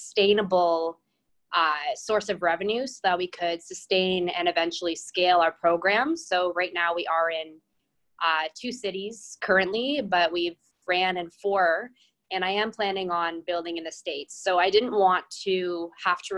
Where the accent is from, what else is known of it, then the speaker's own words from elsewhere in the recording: London, Ontario, Canada; I'm originally from London, Ontario